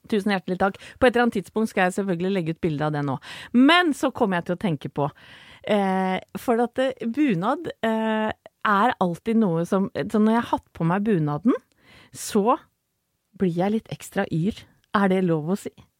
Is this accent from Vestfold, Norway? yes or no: yes; Vestfold, Norway; now in Oslo, Norway; Jeg er fra Vestfold egentlig, men så føler jeg nå Jeg har bodd såpass lenge i Oslo